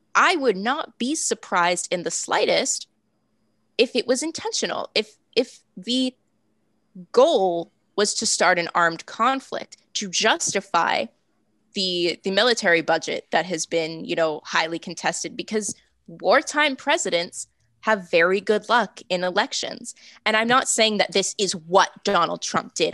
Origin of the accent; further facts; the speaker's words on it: Massachusetts, United States; I'm from Massachusetts. Um, I'm 20 minutes south of Boston